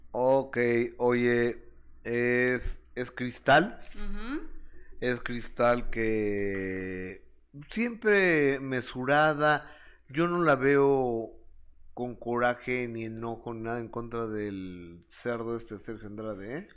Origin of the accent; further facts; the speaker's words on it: Mexico; yo soy mexicano